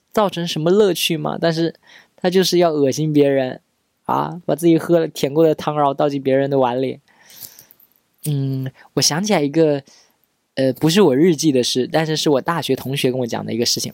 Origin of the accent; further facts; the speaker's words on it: Pingtan, Fujian, China; 我命是那个我们平台的方言